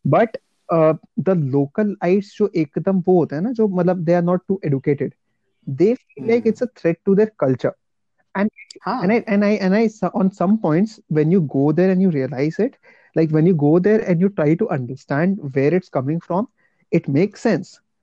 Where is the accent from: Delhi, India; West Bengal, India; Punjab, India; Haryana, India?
West Bengal, India; Kolkata; moved away as an adult; now in Bangalore, India; मैं mm-hmm. कोलकाता से हूँ right so when I actually move to south India